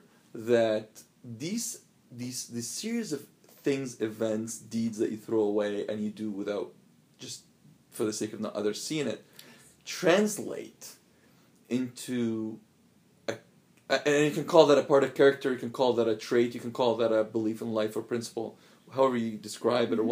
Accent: Alexandria, Alexandria Governorate, Egypt; moved away; So I lived in Alexandria, grew up in Alexandria.

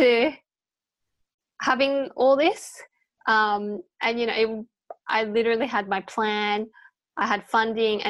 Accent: Australia; My parents are Chinese, but I was born in Australia

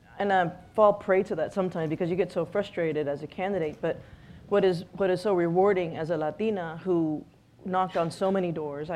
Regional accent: El Paso, Texas, United States; we're both from El Paso

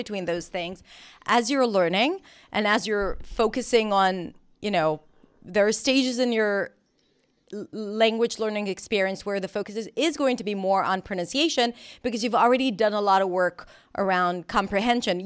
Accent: Israel; accent: Israeli; English is a second language; moved away as an adult; also born or lived in New York; I was born and raised in Israel

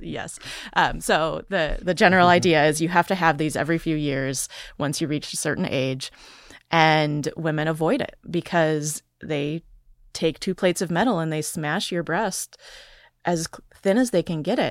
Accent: Wisconsin, United States; I grew up in poverty in Wisconsin

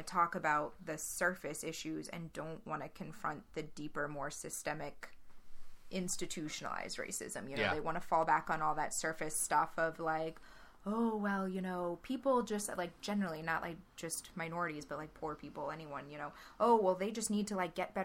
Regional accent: Louisiana, United States; I grew up in Louisiana when David Duke was still an active politician

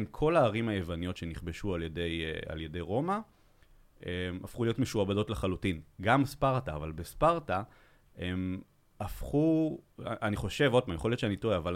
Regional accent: Belgium; moved away; אני מבלגיה בכלל

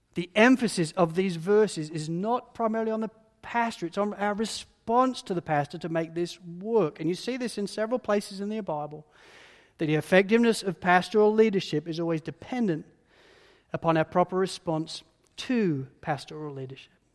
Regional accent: United Kingdom; being British

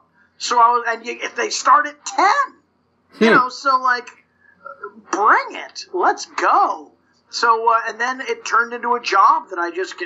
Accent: Los Angeles, California, United States; accent: surf speak; I grew up in the San Fernando Valleys, you know, I mean, it's sort of the home of surf

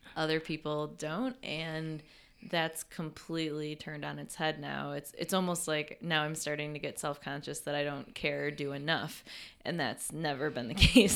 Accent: Western New York, United States; moved away as an adult; also born or lived in Texas; I grew up in Western New York, and experienced the Four Seasons, but then I spent eight years in Texas

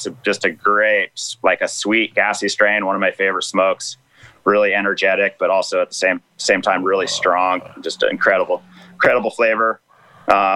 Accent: Rogue River, Oregon, United States; I guided on the Rogue River for years, almost 20 years, actually. That's my backyard. I grew up on the Rogue

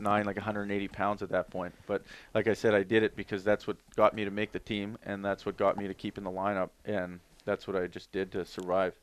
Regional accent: Toronto, Ontario, Canada; Toronto Maple Leafs, my hometown

